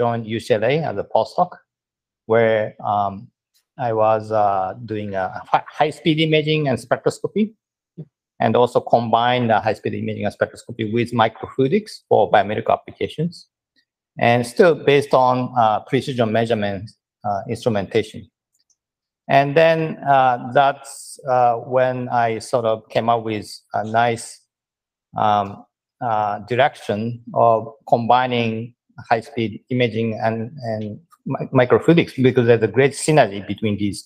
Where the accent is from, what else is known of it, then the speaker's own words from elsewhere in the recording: Sapporo, Hokkaido, Japan; moved away as an adult; also born or lived in Berkeley, California / Massachusetts / Los Angeles; now in Tokyo, Japan; I was born and raised in Japan. Actually, I came from Sapporo